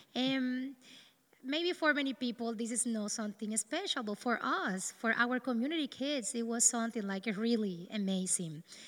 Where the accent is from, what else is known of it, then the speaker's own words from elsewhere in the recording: east of the country, Dominican Republic; English is a second language; also born or lived in north of the Dominican Republic; I'm from the Dominican Republic. I born in the north of the country, but due to the lack of jobs and work for my parents, we moved to the east